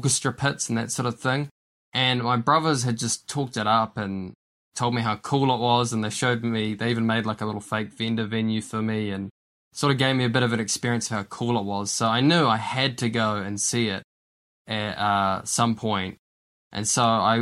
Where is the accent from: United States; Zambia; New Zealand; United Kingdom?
New Zealand; Wellington; moved away as an adult; now in Invercargill, New Zealand; I'm from the Wellington area, but as some of you listeners may have known, I've been in Invercargill for the past 3 years, but before that I was in Wellington for a long time